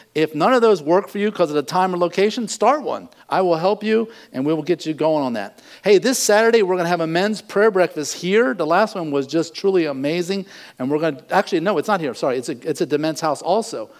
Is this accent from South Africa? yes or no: no; United States; I'm an American. That's my nationality.